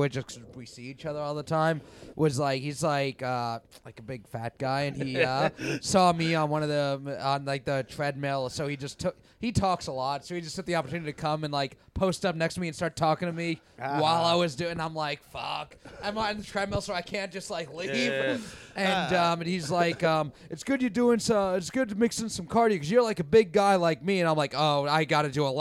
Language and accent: English; New York City, New York, United States; I grew up in Bayside